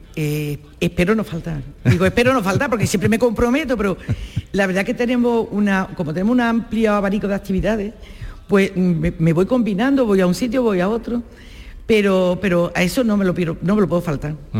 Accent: Baza, Andalusia, Spain; yo soy de Baza, soy vecina, yo soy de la provincia de Granada.

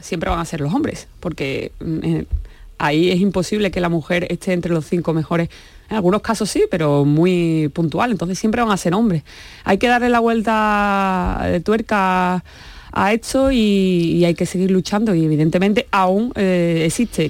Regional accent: Seville, Andalusia, Spain; soy sevillana y evidentemente es una ciudad futbolera

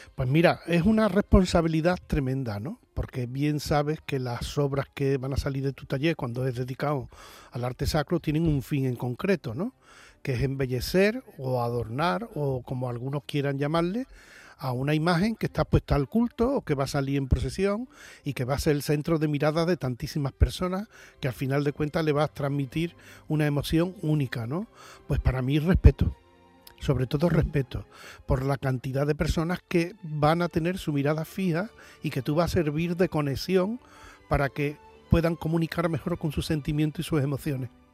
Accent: Seville, Andalusia, Spain; yo soy del barrio del Cerro del Águila

